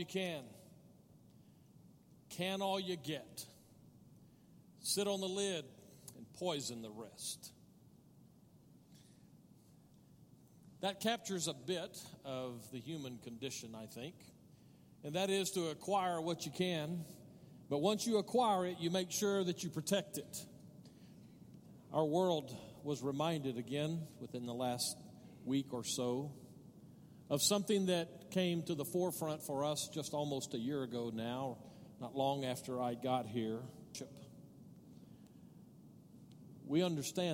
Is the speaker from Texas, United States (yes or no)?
yes; Odessa, Texas, United States; now in El Paso, United States; I grew up in Odessa